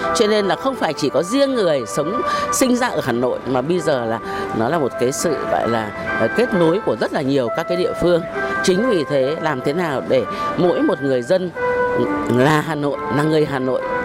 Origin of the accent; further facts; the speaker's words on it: Hanoi, Vietnam; ở Hà Nội đến bây giờ là là người Hà Nội đã gần 70 năm rồi. Cho nên là luôn luôn tự hào mình là người Hà Nội